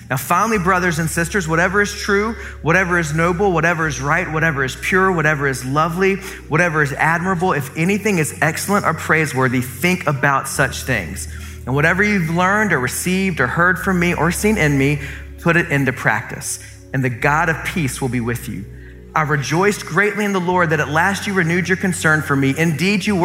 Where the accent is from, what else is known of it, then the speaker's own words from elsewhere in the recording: Columbia, South Carolina, United States; I grew up in Columbia, South Carolina.